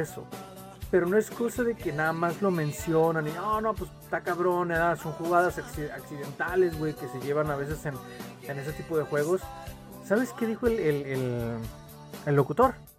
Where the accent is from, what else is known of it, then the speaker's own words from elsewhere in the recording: Mexico; somos mexicanos y somos orgullosos